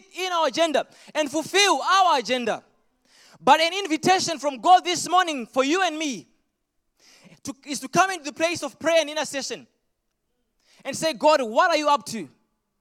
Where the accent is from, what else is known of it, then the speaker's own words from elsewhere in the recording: Zimbabwe; accent: Zimbabwean; moved away; I was born in Zimbabwe, so you're going to get the thickest Zimbabwean accent you can ever get if you've never heard one.